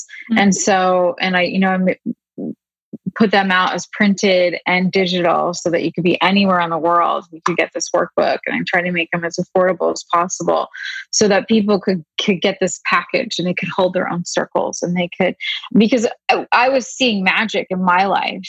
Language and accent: English; Pennsylvania, United States; I grew up in Pennsylvania